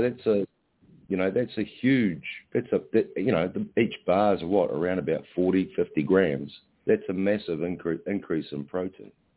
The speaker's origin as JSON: {"language": "English", "country": "Ireland", "moved": "yes", "lives_now": "New Zealand", "said": "I'm I'm Irish"}